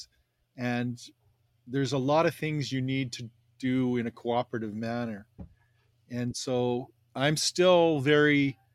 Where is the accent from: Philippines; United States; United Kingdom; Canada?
Canada; am a proud Canadian